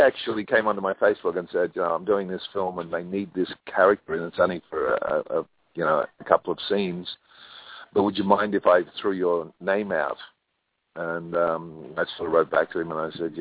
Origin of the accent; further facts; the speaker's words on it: Australia; now in California, United States; I'm an Australian